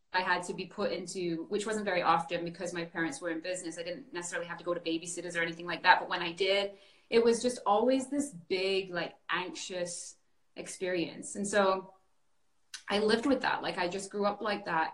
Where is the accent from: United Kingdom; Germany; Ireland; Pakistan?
United Kingdom; north of England; now in Canada; I was born and raised in a very small town in England, um, the north of England